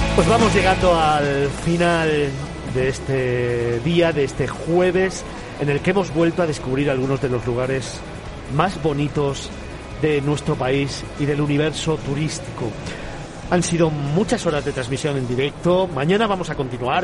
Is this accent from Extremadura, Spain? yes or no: yes; Cáceres, Extremadura, Spain; moved away; por haberme vuelto a acercar a mi tierra